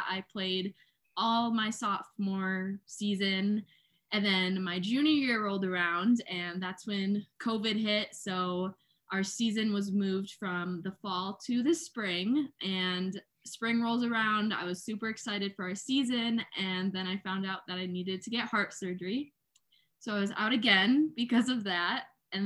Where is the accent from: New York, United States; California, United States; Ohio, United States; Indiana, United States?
New York, United States; Binghamton; I'm from Binghamton